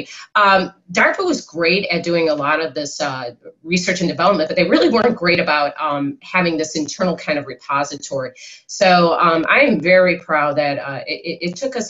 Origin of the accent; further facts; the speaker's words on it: Chicago, Illinois, United States; I'm from Chicago